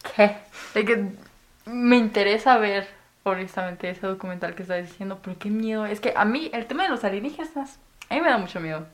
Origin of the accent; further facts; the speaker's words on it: Chihuahua, Mexico; Soy de Chihuahua